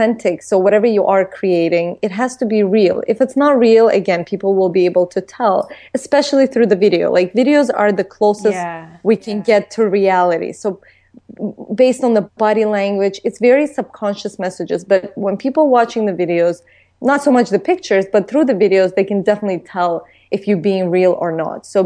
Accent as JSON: {"language": "English", "town": "Baku", "country": "Azerbaijan", "tie": "born or raised there", "moved": "yes", "said": "as a young girl, like growing up in Baku, Azerbaijan"}